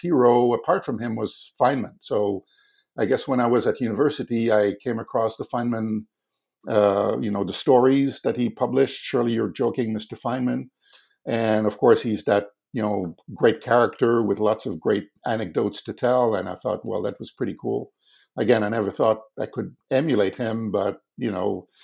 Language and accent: English; Quebec City, Quebec, Canada; I grew up in Quebec City